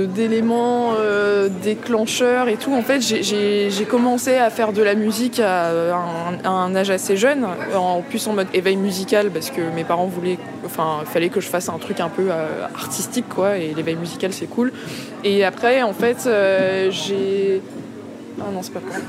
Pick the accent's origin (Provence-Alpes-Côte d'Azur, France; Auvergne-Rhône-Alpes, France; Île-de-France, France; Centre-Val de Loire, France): Île-de-France, France; Vitry-sur-Seine; also born or lived in Paris / Central African Republic / southern United States; J'ai grandi à Paris, dans un premier temps. et après, j'ai déménagé à Vitry-sur-Seine, en banlieue.